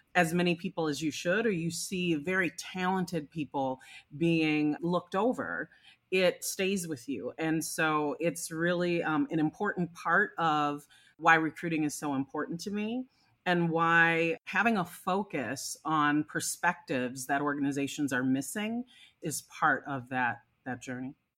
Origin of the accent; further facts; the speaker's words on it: Minnesota, United States; my home state of Minnesota.